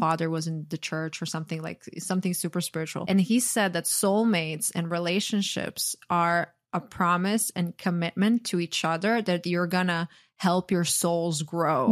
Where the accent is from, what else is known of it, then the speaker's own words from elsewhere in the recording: Croatia; now in United States; growing up in Croatia